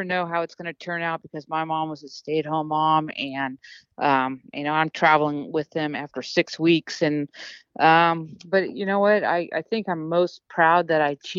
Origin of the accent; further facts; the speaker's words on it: United States; being American